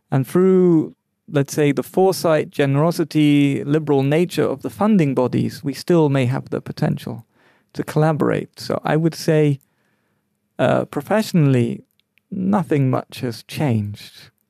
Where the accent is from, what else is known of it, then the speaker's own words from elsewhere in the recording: London, United Kingdom; I grew up in London where there were all races, all nationalities, and we all mixed along